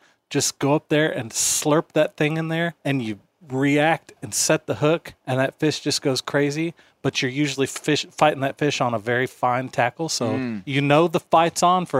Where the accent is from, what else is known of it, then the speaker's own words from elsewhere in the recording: Seattle, Washington, United States; born there; Do you know that I was born in the Pacific Northwest also?